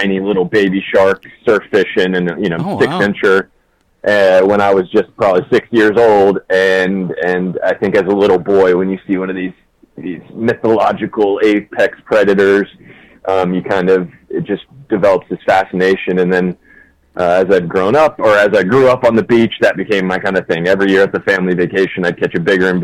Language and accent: English; Norcross, Georgia, United States; moved away; Grew up in Norcross, Georgia, so it's about 20 miles